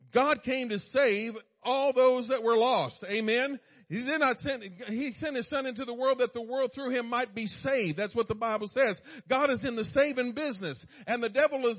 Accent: East Coast, United States; I was born on the East Coast

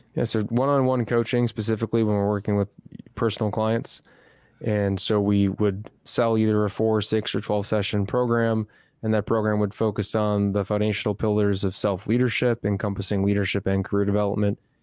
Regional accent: Chicago, Illinois, United States; moved away as an adult; now in Austin, United States; I'm originally from Chicago, Illinois, spent my whole life there, moved to Austin, Texas

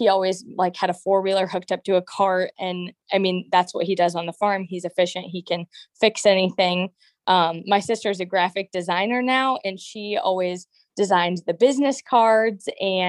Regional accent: Princeville, Illinois, United States; Okay, and I'm Princeville, so pretty darn close.

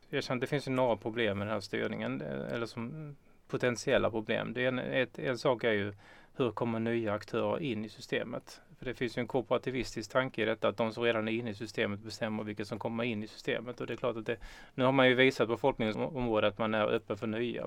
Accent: Norra Åsum, Skåne, Sweden; also born or lived in Lund; Jag är uppvuxen i Norra Åsum som ligger eh, några kilometer utanför Kristianstad.

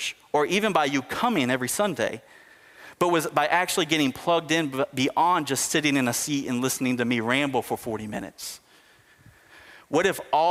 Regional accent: United States; us as American Christians

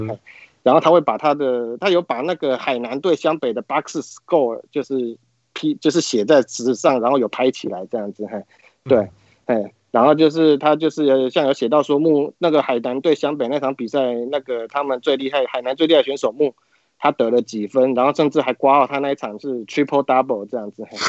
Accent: Taiwan; 就是我们小时候在台湾的人都会看他的励志书啊

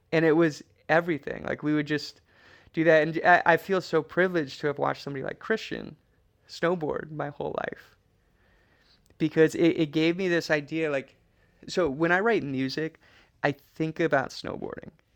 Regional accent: Trapper Creek, Alaska, United States; moved away; we lived in a cabin in Trapper Creek

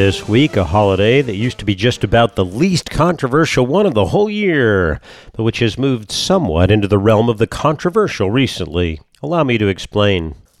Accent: California, United States; growing up in California

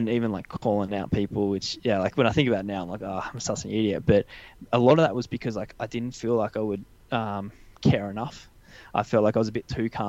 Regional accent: Canberra, Australian Capital Territory, Australia; I grew up in Canberra

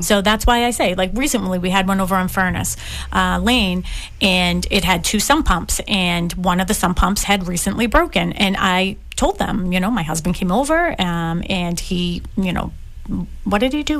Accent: Boston, Massachusetts, United States; I grew up in Dorchester Ave

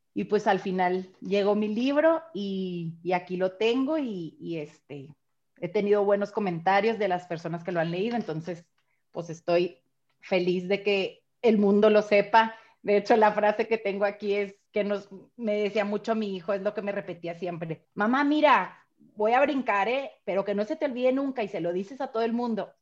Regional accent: Chihuahua, Mexico; soy de Chihuahua

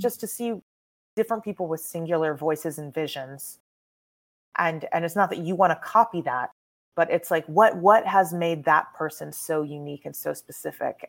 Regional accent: Texas, United States; I was raised in Texas

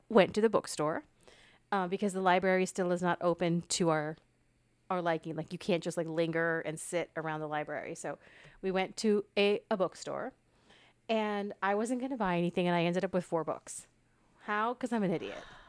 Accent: United States; I am American

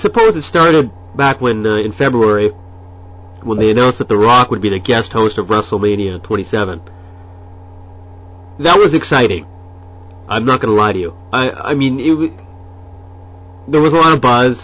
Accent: Ottawa, Ontario, Canada; moved away as an adult; now in Japan; Born and raised in Canada, in Ottawa, and have been living in Japan for the past 7 or 8

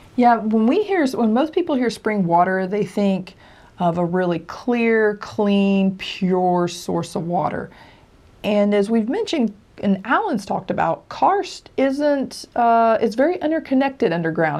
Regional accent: Tennessee, United States; I grew up where I grew up in Tennessee

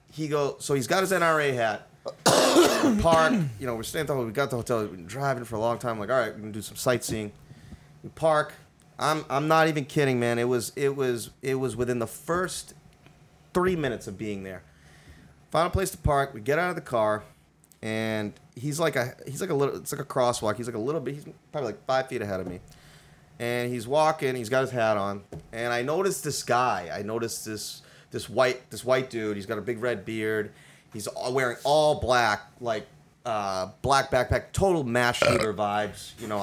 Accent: India; They speak Hindi. I'm Indian, whatever. It doesn't matter.

